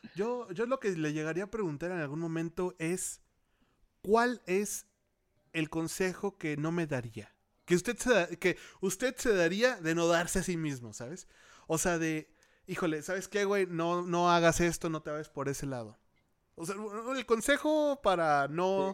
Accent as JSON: {"language": "Spanish", "town": "Torreón", "region": "Coahuila", "country": "Mexico", "also_born_or_lived": "Mexico City", "moved": "yes", "said": "yo soy de Torreón, Coahuila"}